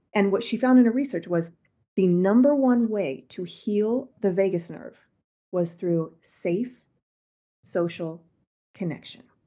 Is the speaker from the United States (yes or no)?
yes; Midwest, United States; I'm from the Midwest